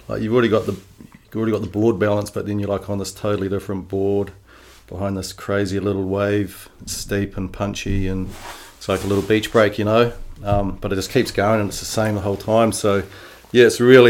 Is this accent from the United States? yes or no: no; Wainuiomata, Wellington, New Zealand; also born or lived in Taumarunui / Bay of Islands / Hawke's Bay; pretty much was in Wainui since I was 5 to about mid-20s.